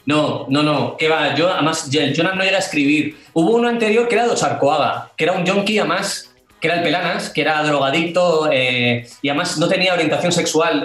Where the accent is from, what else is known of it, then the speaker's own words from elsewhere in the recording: Irún, Basque Country, Spain; Yo soy de Irún